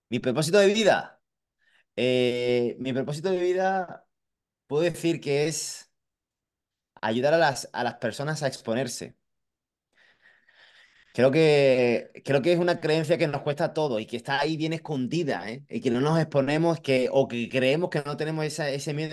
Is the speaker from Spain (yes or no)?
yes; Madrid, Community of Madrid, Spain; Yo vengo de Madrid y veo, veo mucha gente que, eh, bueno